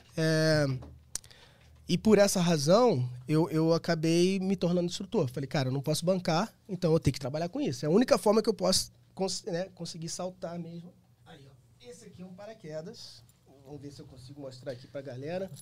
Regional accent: Rio de Janeiro, Brazil; eu sou do Rio, então eu tenho um grupo de amigos, né, desde infância e tal

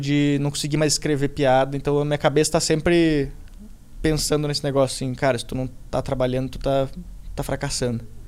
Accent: Rio Grande do Sul, Brazil; moved away as an adult; now in São Paulo, Brazil; me mudei pra cá, sou gaúcho, tô morando aqui

